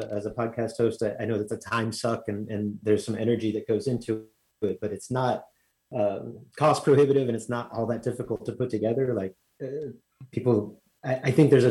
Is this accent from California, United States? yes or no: yes; Southern California, United States; I was born in Southern California